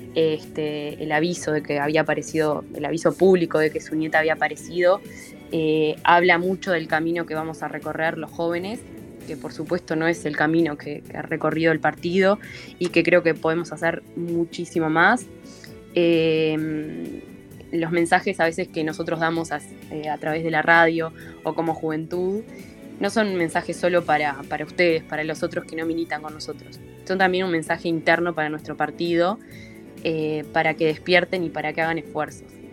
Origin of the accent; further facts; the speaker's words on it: Uruguay; como ciudadanos, como uruguayos